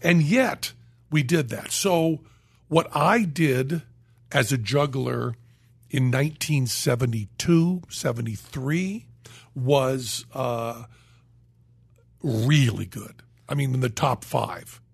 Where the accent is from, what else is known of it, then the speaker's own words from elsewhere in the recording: Western Massachusetts, United States; moved away; I was from Western Massachusetts